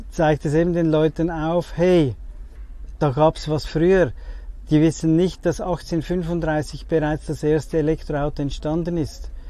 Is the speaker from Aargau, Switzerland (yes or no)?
no; Zurich, Switzerland; ich komme aus Zürich, in der Schweiz